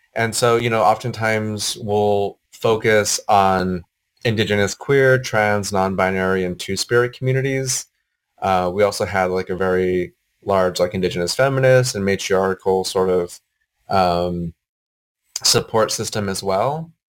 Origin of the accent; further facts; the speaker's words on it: Gallup, New Mexico, United States; now in Portland, United States; I grew up in Gallup, New Mexico